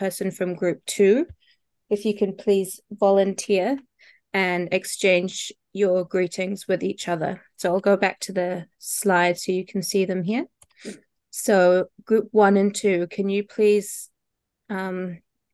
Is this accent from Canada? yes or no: no; New Zealand; I am a New Zealander and I live with my dog, Billy